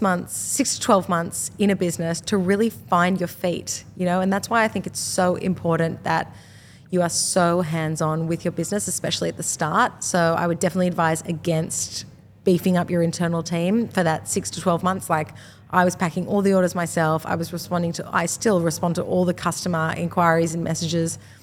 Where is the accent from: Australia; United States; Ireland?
Australia; I'm from Australia, we're selling to an Australian market